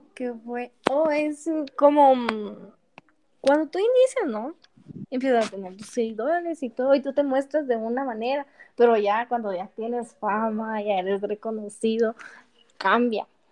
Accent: Guatemala; Soy de Guatemala.

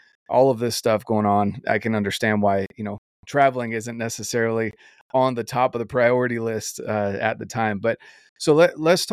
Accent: North Carolina, United States; moved away; growing up in North Carolina where we had small whitetails

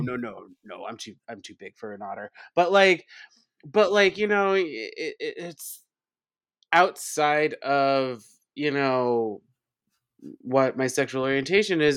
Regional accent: Long Island, New York, United States; now in New York City, United States; I grew up on Long Island.

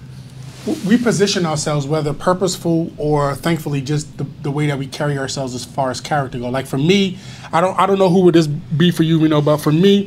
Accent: Atlanta, Georgia, United States; moved away; I grew up in Atlanta

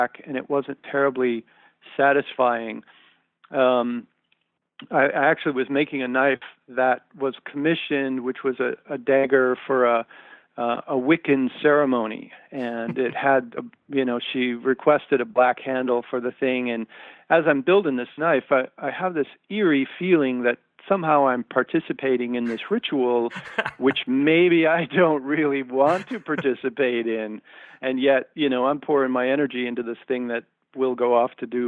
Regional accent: Detroit, Michigan, United States; I'm from Detroit

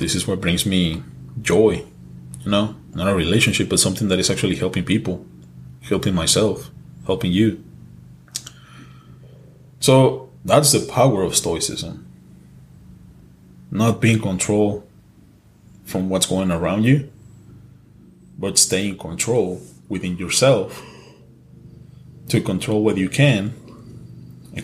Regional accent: Mexico; English is a second language; moved away; also born or lived in California; I was born in California, but I was raised in Mexico. So yeah, English is my second language.

